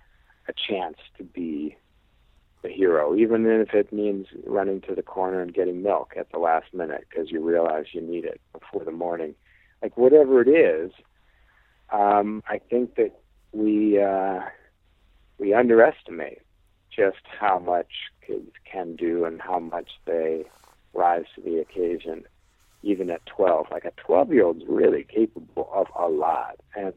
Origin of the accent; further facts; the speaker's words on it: Illinois, United States; I came from Illinois. There's no hills there.